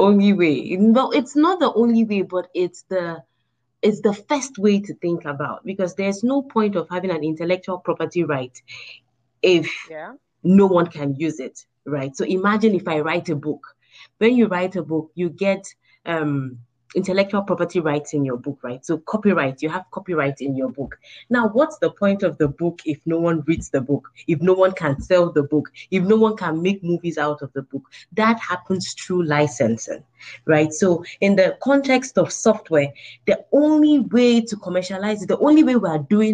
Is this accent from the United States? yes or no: no; Nigeria; moved away; I'm a Nigerian at the core, through and through.